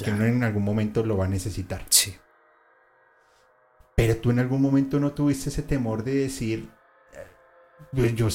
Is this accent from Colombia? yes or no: yes; Colombia; como somos los colombianos